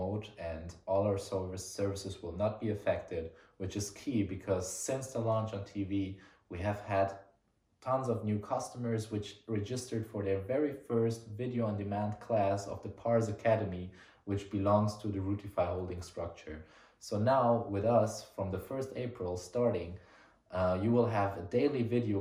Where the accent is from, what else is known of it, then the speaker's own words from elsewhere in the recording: Giessen, Hesse, Germany; In my hometown in Gießen